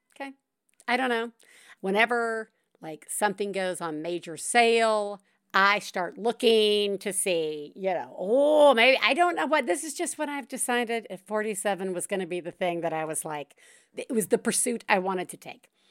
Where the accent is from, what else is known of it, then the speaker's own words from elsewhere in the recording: the South, United States; I'm from the South